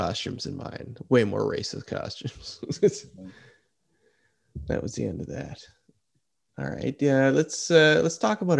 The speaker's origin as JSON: {"language": "English", "country": "Canada", "said": "Normally you could travel the world fine as a Canadian"}